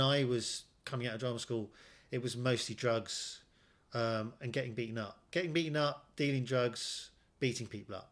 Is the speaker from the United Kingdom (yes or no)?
yes; United Kingdom; as a British Asian